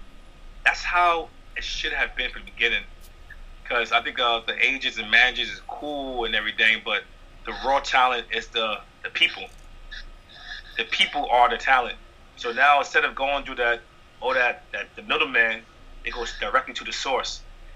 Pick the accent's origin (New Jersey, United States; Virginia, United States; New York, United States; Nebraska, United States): New York, United States; Bronx; I'm a regular, again, I'm a guy from Bronx.